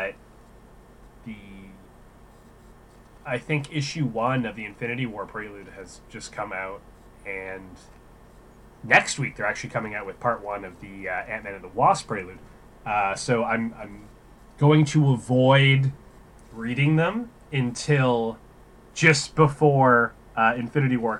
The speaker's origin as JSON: {"language": "English", "country": "Canada", "said": "being Canadian"}